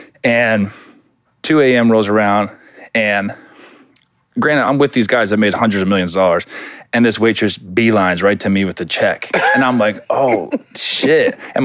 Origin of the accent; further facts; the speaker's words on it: Florida, United States; I would say New York, just because growing up in Florida, I'd always go to Miami, and I lived in L.A. in the off season.